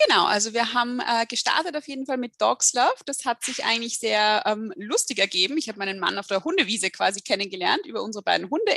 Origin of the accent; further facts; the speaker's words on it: Austria; hier bei uns in Österreich